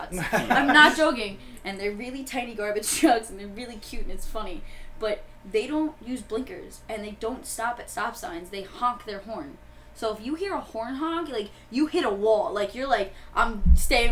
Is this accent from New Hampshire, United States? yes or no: no; Long Island, New York, United States; I'm not from the city, I'm from Long Island